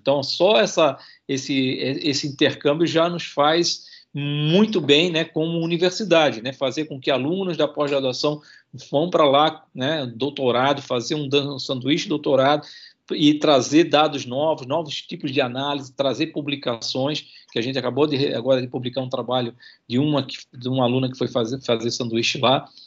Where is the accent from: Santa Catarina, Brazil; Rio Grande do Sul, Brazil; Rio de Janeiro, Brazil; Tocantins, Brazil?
Santa Catarina, Brazil; Itajaí; accent: manezinho; moved away as an adult; now in Espírito Santo, Brazil